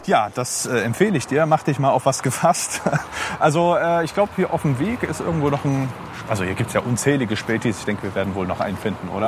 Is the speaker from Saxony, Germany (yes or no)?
yes; Leipzig, Saxony, Germany; 25, in Leipzig geboren und aufgewachsen